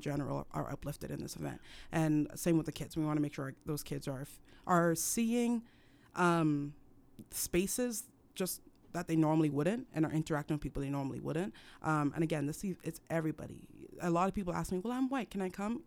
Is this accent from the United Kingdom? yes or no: no; Cameroon; now in United States; I was raised in Cameroon